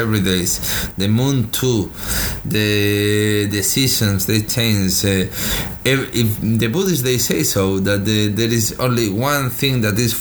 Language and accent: English; Spain; I'm fucking from Spain. Everything around me was football.